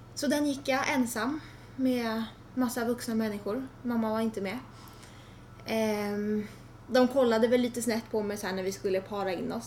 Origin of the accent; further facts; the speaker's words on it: Tyresö, Stockholm County, Sweden; also born or lived in Trollbäcken; jag är född på Tyresö Brevik ja. och bott där i 15 år.